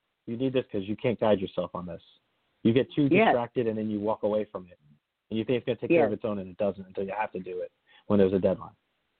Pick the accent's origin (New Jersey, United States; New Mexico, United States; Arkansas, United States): New Jersey, United States; I'm from New Jersey, right? And I could tell one of my relatives that they were describing my hometown where there's a little winding roads in Bergen County